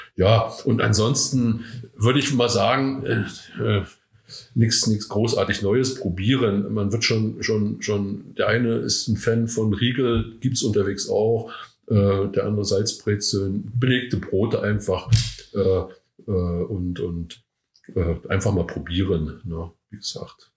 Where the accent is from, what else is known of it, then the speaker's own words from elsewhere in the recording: Rügen, Mecklenburg-Vorpommern, Germany; moved away as an adult; also born or lived in Brandenburg; now in Eisenach, Germany; ich komme von der Insel Rügen eigentlich, tatsächlich